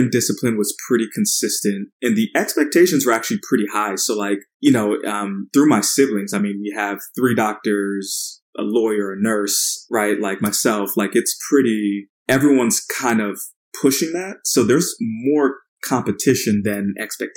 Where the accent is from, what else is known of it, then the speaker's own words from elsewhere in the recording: Port Charlotte, Florida, United States; also born or lived in Paterson, New Jersey; So started off in Jersey and then grew up in Florida, a pretty small town. It's called Port Charlotte, nestled in between Tampa and Fort Myers